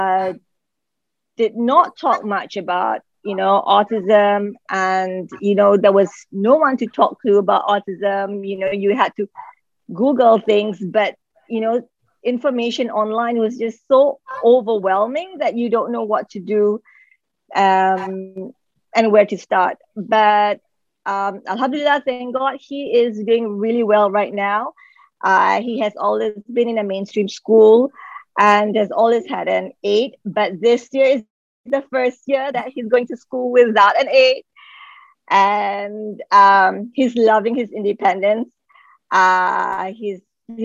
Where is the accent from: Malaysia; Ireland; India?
Malaysia; moved away as an adult; now in Qatar; I'm from Malaysia. I've been here since 2007.